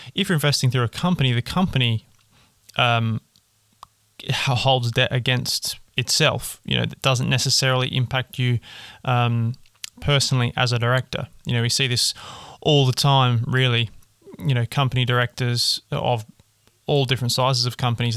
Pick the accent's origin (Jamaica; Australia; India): Australia; I'm an Australian